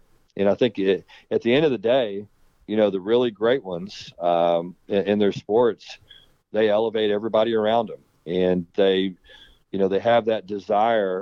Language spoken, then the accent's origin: English; Texas, United States; moved away as an adult; also born or lived in Arizona / Louisiana / California; I'm a Texas guy. I mean, I was born and raised in Texas